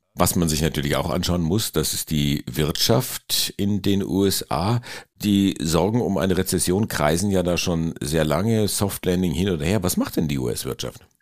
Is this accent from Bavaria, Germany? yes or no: yes; Bavaria, Germany; Das sage ich jetzt als Bayer